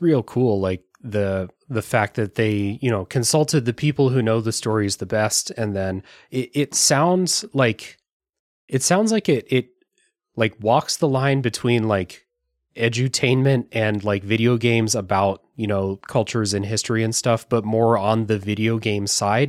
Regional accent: United States; as an American

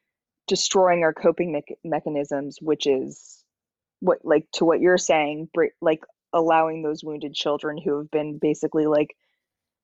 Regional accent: Los Angeles, California, United States; I was born in Los Angeles

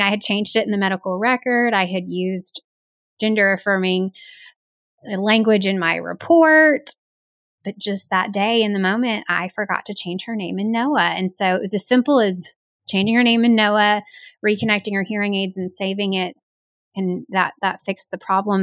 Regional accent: the South, United States; as a Southerner

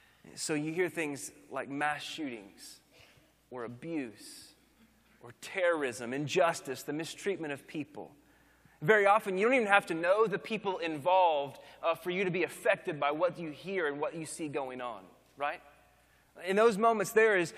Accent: Oklahoma, United States; now in Austin, United States; growing up in Oklahoma, now living in Texas

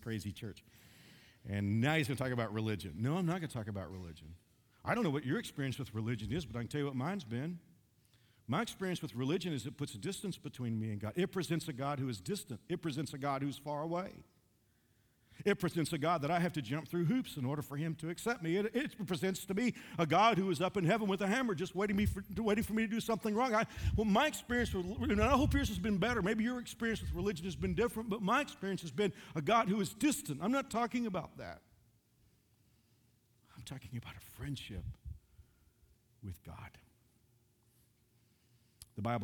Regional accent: Dallas-Fort Worth area, Texas, United States; now in Wichita, United States; I'm from the Dallas-Fort Worth area.

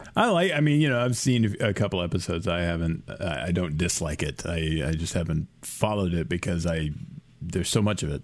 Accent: United States; I was American

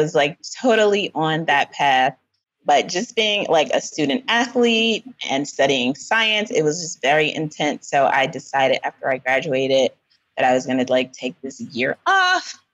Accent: East Coast, United States; also born or lived in Philadelphia / New York / Washington DC / California; now in Ghana; So I grew up in the US and mainly on the East Coast in Philadelphia, New York. I went to school in DC, but I was actually born um, in California

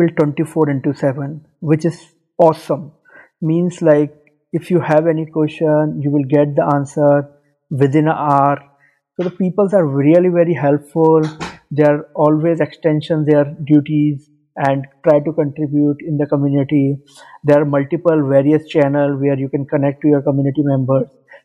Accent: India; moved away as an adult; now in Dubai, United Arab Emirates; I'm from India, but currently living in Dubai, UAE, from last 5 years

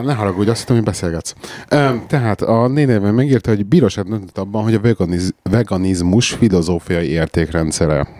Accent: Hungary; also born or lived in England; now in United Kingdom; az a szülőhazám

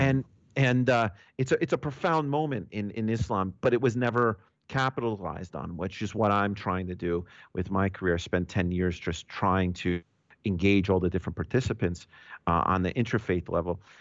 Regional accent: New York, United States; me being a New Yorker.

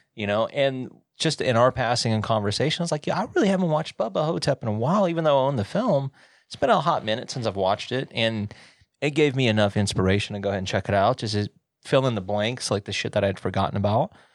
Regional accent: the South, United States; now in Montana, United States; I'm from the South

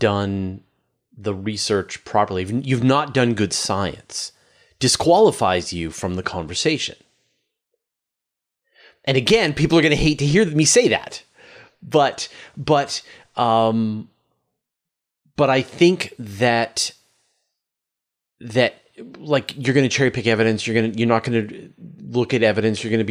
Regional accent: Canada; I'm Canadian

